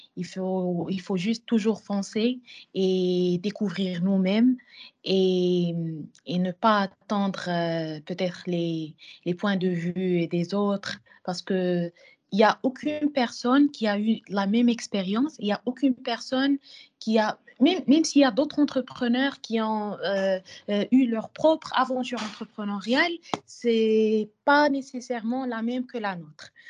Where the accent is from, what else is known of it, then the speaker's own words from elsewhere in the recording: Morocco; chez nous au Maroc